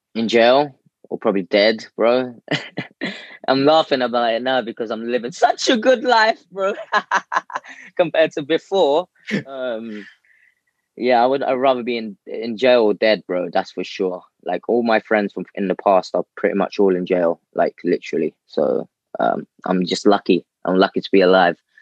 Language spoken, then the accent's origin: English; London, United Kingdom; I'm born in the UK, born and bred in London. Uh, central London as, as well.